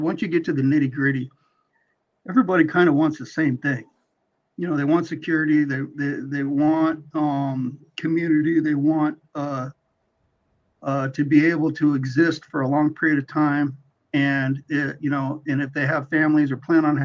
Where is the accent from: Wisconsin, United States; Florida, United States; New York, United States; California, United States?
California, United States; when I was growing up in California